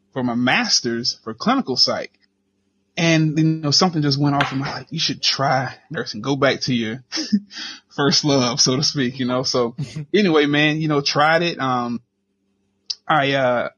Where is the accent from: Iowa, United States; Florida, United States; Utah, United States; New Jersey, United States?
Florida, United States; Gainesville; we down here are Gainesvillians